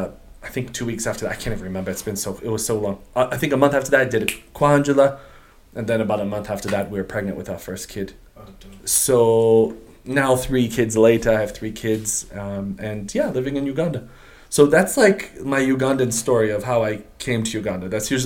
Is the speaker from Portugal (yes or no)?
yes; Portugal; English is a second language; also born or lived in United States; I'm a Portuguese. I'm Portuguese, but I'm not related to Ronaldo.